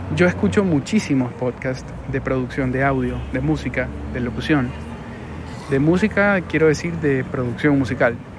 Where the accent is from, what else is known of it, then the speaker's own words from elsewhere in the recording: Guayaquil, Guayas, Ecuador; Es un lugar muy lindo de mi ciudad que si tú pones en Google Guayaquil, Malecón